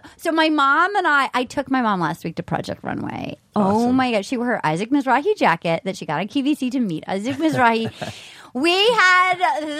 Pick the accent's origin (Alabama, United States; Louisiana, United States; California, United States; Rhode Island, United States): Rhode Island, United States; Little Compton; moved away; I was home last week, and I hope nobody from my hometown is listening.